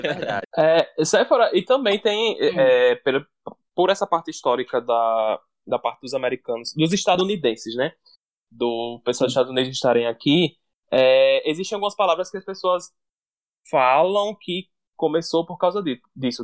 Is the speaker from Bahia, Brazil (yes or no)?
no; Natal, Rio Grande do Norte, Brazil; accent: Natal; o sotaque de Natal, o sotaque da minha casa, o sotaque dos meus amigos